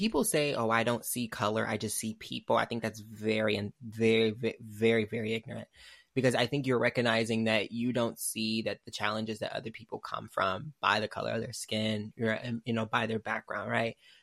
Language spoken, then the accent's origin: English; Michigan, United States; I'm from Michigan